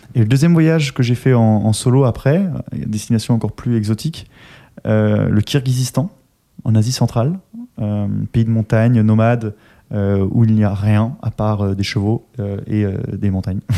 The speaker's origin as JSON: {"language": "French", "country": "Austria", "moved": "yes", "said": "je viens d'Autriche."}